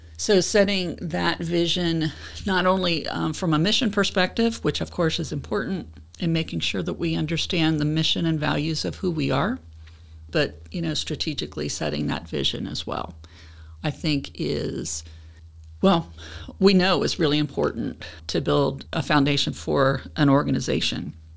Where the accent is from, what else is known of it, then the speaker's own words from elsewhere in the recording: Cincinnati, Ohio, United States; I'm from Cincinnati.